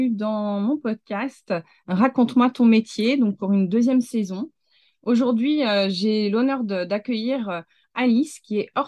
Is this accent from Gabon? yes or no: yes; Gabon; also born or lived in Niger; moi, j'ai passé mon enfance en Afrique, euh, au Gabon et au Niger.